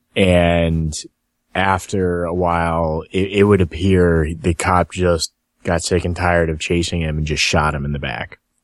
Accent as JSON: {"language": "English", "town": "Cincinnati", "region": "Ohio", "country": "United States", "said": "I'm from Cincinnati"}